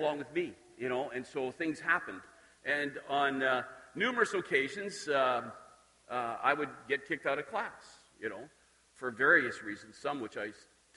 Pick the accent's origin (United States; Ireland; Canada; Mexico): Canada; Dalmeny, Saskatchewan; I grew up just outside of Saskatoon in Dalmany, and started in Saskatoon, then moved out there, and did all of my schooling